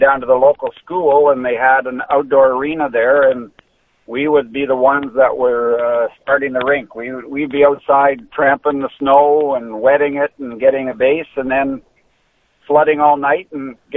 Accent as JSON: {"language": "English", "area": "just southeast of Ottawa", "region": "Southern Ontario", "country": "Canada", "tie": "born or raised there", "moved": "as an adult", "lives_now": "Florida, United States", "said": "I grew up just southeast of Ottawa"}